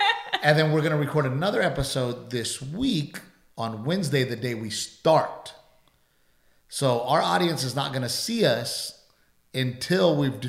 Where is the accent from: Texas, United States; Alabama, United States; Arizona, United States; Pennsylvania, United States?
Texas, United States; South; us growing up in South Texas, where we grow things